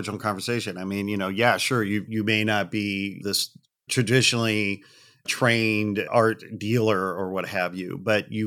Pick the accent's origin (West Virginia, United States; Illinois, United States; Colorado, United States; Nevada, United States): Illinois, United States; outside Chicago; I grew up outside Chicago and lived in downtown for years and years